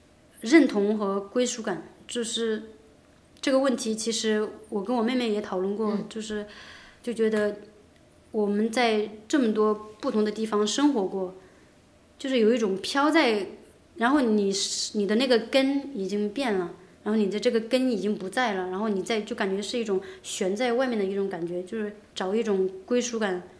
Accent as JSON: {"language": "Chinese", "country": "China", "said": "虽然我现在还是一个很正宗的中国人"}